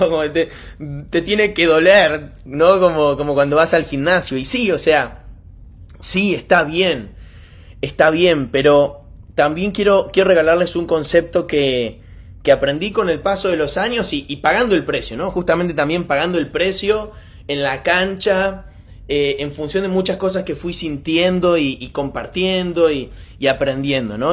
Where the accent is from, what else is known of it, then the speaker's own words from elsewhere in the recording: Argentina; soy argentino